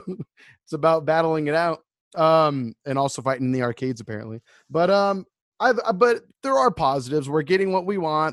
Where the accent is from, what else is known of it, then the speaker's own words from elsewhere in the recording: United States; we're American